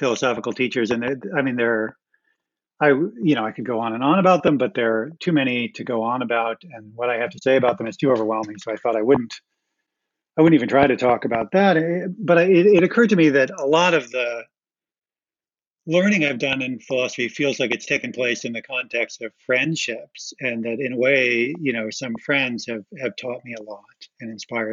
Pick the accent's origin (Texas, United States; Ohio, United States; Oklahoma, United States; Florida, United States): Ohio, United States; I grew up in Ohio.